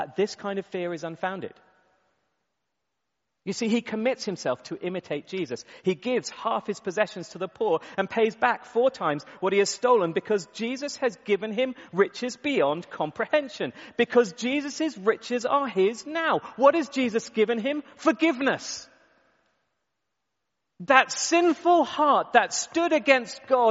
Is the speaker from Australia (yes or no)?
no; United Kingdom; we're British